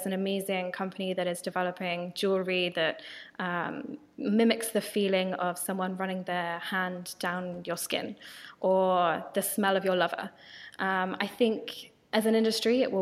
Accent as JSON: {"language": "English", "country": "United Kingdom", "accent": "British", "said": "my British accent"}